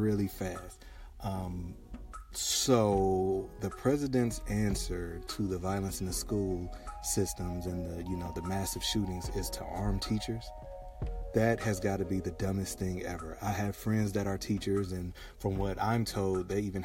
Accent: Detroit, Michigan, United States; moved away; also born or lived in Florida; I come from Detroit

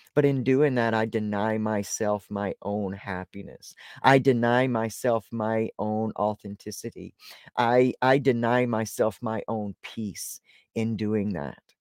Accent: Deep South, United States; I was born in the Deep South

